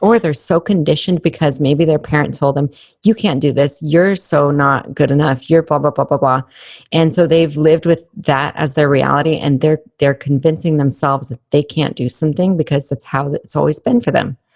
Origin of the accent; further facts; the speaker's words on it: Albuquerque, New Mexico, United States; when I was growing up in Albuquerque, it's not the safest place